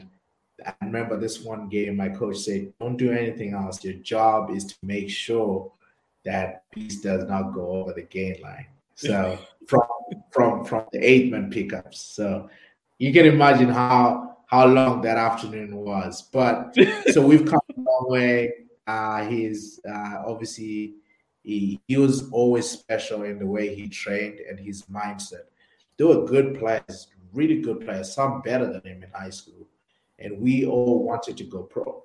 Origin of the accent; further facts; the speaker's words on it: Zimbabwe; So we grew up together in Zimbabwe